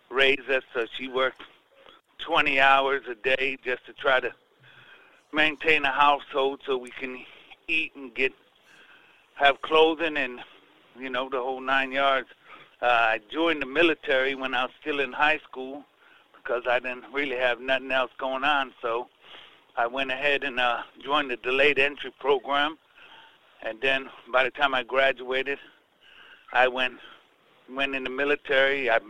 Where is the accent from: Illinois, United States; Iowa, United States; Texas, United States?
Illinois, United States; Chicago; I grew up in Chicago on the South Side.